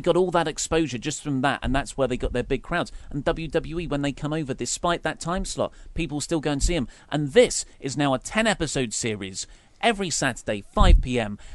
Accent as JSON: {"language": "English", "country": "United Kingdom", "said": "We are obviously British"}